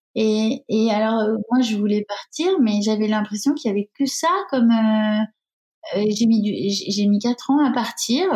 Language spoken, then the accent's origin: French; Bayonne, Nouvelle-Aquitaine, France; Je suis de Bayonne